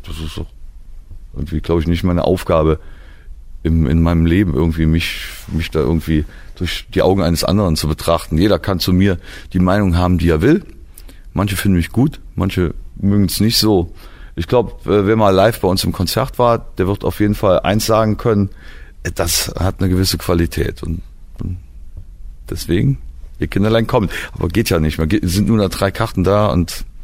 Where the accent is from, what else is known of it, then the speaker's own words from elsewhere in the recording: Trier, Rhineland-Palatinate, Germany; Ich komme aus Trier